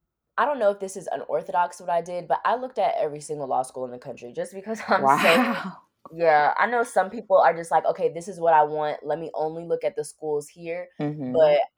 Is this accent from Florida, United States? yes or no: yes; Miami, Florida, United States; I'm also like from Miami, so I have family in rural areas, but I'm more comfortable around like city life.